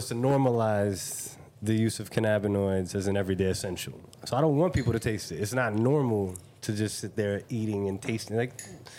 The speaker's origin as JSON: {"language": "English", "region": "Hawaii", "country": "United States", "tie": "born or raised there", "moved": "yes", "said": "Right, I was raised in Hawaii."}